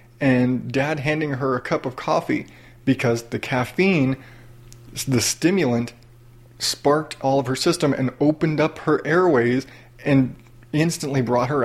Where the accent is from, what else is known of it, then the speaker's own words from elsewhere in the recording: the South, United States; I grew up in the South